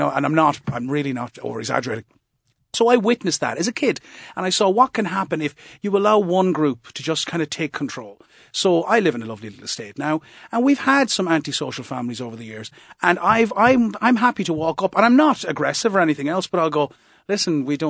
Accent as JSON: {"language": "English", "town": "Moyross", "region": "Munster", "country": "Ireland", "tie": "born or raised there", "said": "And as I say, I grew up in Moyross, so I'm not exactly afraid of confrontation."}